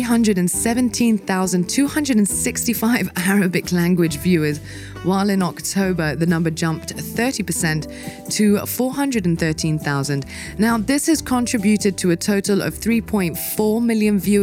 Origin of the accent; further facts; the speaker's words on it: Dubai, United Arab Emirates; moved away; I was born and raised in Dubai